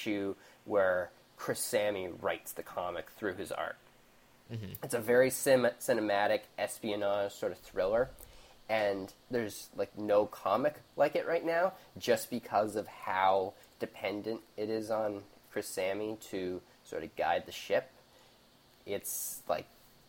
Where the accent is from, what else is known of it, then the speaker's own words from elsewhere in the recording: Canada; Being Canadian